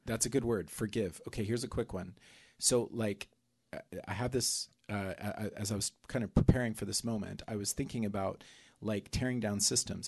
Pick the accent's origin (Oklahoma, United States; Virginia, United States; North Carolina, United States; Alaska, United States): Oklahoma, United States; moved away; also born or lived in South America; growing up in South America, growing up in, in Oklahoma